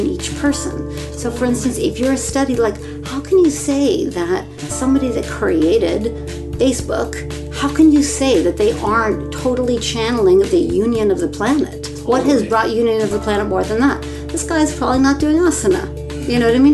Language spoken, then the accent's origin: English; Mill Valley, California, United States; I grew up in a progressive community in Northern California. I grew up in Mill Valley